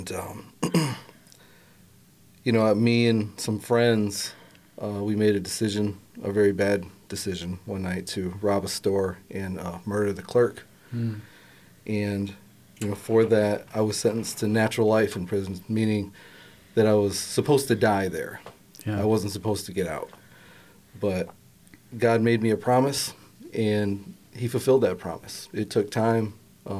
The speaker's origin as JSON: {"language": "English", "town": "Grand Rapids", "region": "Michigan", "country": "United States", "tie": "born or raised there", "said": "I grew up in Grand Rapids for the most part"}